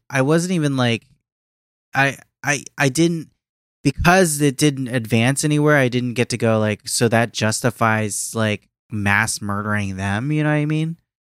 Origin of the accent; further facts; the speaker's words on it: Philippines; me for being Filipino